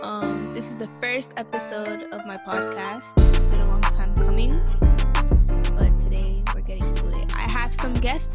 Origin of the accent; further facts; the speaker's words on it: New York City, New York, United States; I'm from Brooklyn, New York. Brooklyn.